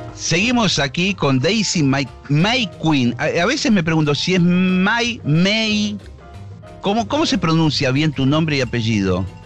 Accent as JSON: {"language": "Spanish", "country": "Argentina", "said": "somos nosotros los argentinos"}